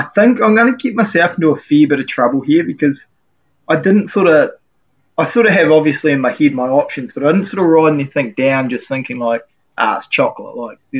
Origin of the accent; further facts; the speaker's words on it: New Zealand; just an absolute staple of growing up as a Kiwi.